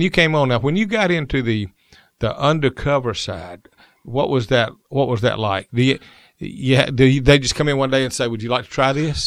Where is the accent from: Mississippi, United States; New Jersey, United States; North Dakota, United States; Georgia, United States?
Georgia, United States; Columbus; I was from Columbus